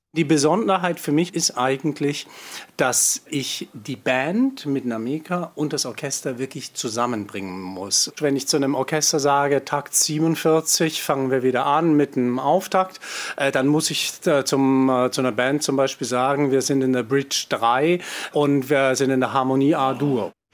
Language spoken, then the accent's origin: German; Germany; ich bin in Deutschland geboren, ist ja obvious, dass ich deutsch bin